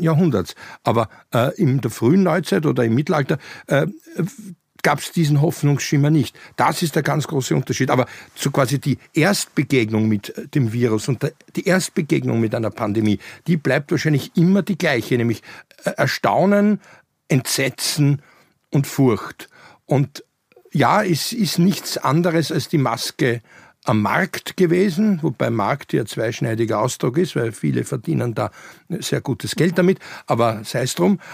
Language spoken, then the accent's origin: German; Vienna, Austria; als du im Goldenen Kreuz in Wien gelegen bist und mit mir niederkamst äh, im August 69